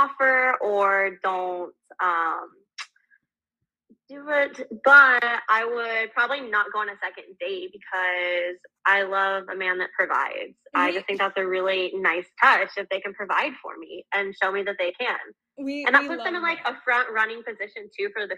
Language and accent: English; Houston, Texas, United States; I'm from Houston, Texas